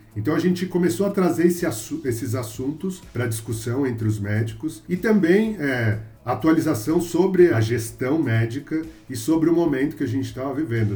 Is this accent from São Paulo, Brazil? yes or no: yes; São Paulo, Brazil; eu sou de São Paulo, meus pais são de Minas, mas eu nasci aqui em São Paulo, paulistano, e sempre vivi aqui também